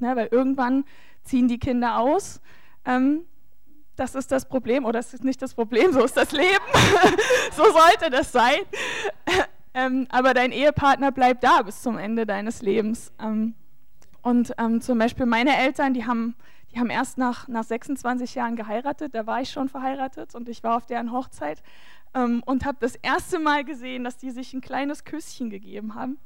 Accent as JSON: {"language": "German", "region": "Saxony", "country": "Germany", "said": "bei uns in Sachsen"}